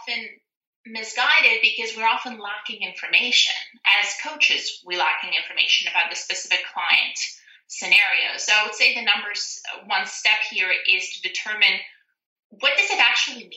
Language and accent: English; Siberia, Russia; now in Canada; So I'm a Canadian transplant. I was born and raised in Russia, Siberia